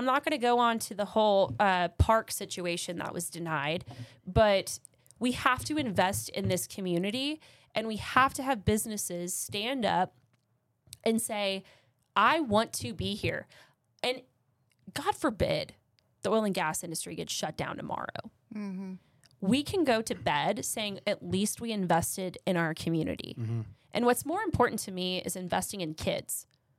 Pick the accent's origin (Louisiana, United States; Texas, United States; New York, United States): Texas, United States; Austin; now in Midland, United States; I love Midland more than my own hometown. I consider Austin my hometown because that's where my adolescence was.